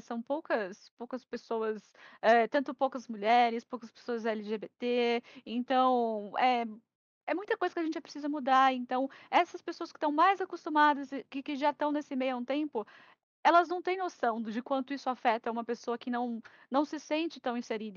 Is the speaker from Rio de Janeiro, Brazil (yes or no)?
no; Santos, São Paulo, Brazil; also born or lived in Araraquara; Eu sou de Santos